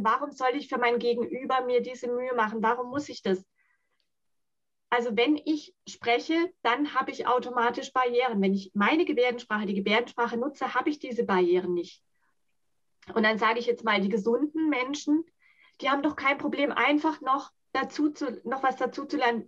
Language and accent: German; Germany; first language Sign language; German is a second language; ich bin in Deutschland geboren.